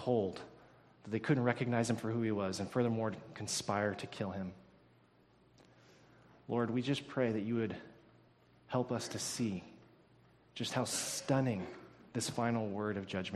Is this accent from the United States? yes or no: yes; United States; now in Canada; being an American, I haven't really noticed something really similar to this here in Canada